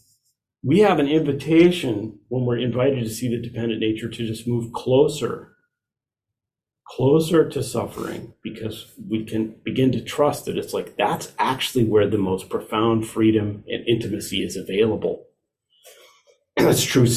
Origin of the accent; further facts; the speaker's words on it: Iowa, United States; I was raised in Iowa, sorry, raised in Iowa